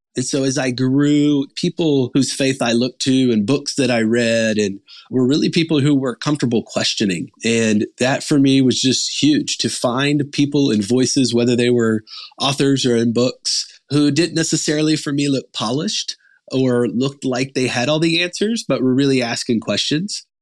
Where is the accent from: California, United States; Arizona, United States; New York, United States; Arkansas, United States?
Arkansas, United States; I grew up in Arkansas